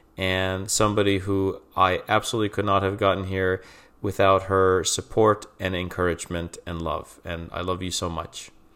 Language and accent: English; Trucksville, Pennsylvania, United States; now in Philadelphia, United States; I'm originally from the Wilkes-Barre, Scranton area of Pennsylvania, specifically Truxville in Luzerne County